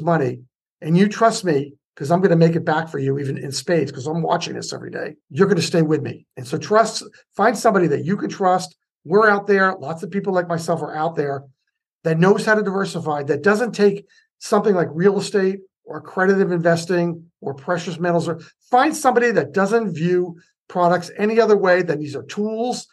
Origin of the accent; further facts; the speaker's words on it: United States; now in Lafayette, California, United States; I'm still from the New York area, New Jersey, New York